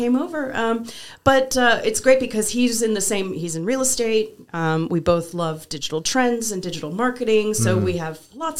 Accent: Wisconsin, United States; born there; also born or lived in West Texas; lived in West Texas for 4 years, so I say things like y'all and all y'all, and that'll come out. I was born in Wisconsin.

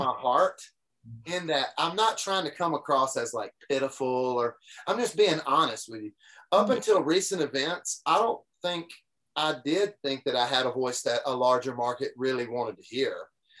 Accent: Deep South, United States; I grew up in the Deep South. I still live in Tennessee, which is fully within it's not like we're half in and half out. We're in the Deep South

